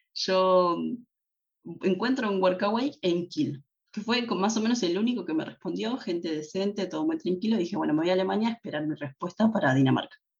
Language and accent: Spanish; Tortuguitas, Buenos Aires Province, Argentina; moved away as an adult; now in Germany; soy de Buenos Aires en eh, la capital de Argentina. Pero en Argentina no vivía en la ciudad